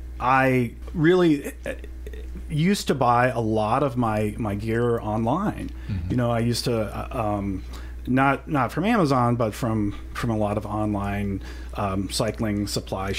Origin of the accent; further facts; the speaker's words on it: Kirksville, Missouri, United States; growing up in Kirksville, Missouri